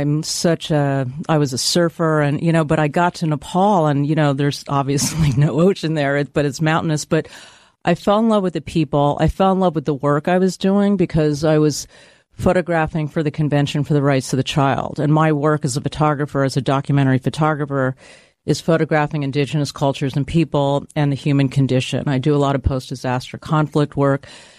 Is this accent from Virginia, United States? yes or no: no; San Francisco, California, United States; now in New York, United States; San Francisco.